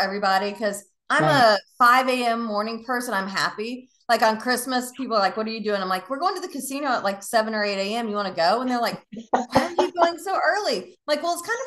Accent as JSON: {"language": "English", "region": "the South", "country": "United States", "lives_now": "Tampa, United States", "said": "I'm from the South"}